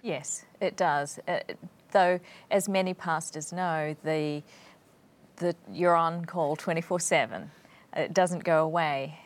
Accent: New Zealand; moved away as an adult; also born or lived in Sheffield, England; I came from New Zealand

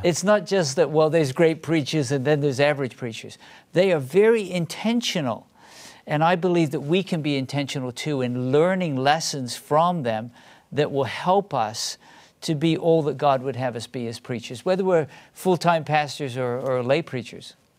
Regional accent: England, United Kingdom; first language English; moved away as an adult; now in United States; I grew up in a different country. I grew up in England.

